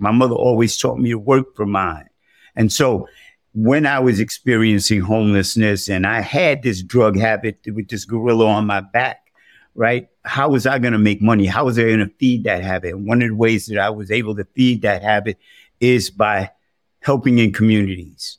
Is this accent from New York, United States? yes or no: yes; New York City, New York, United States; I was born and raised in the South, the South Bronx, that is.